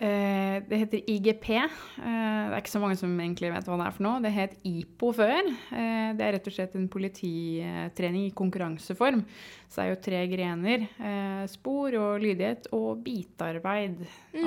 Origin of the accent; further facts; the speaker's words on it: Sandefjord, Vestfold, Norway; jeg er jo eh, teknisk sett født og oppvokst i Sandefjord